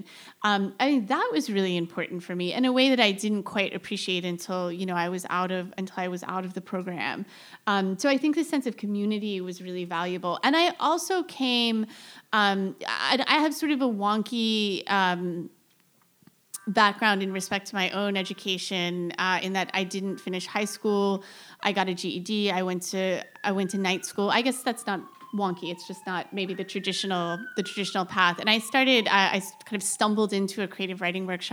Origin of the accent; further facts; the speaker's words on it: Central Florida, United States; moved away; I grew up in Central Florida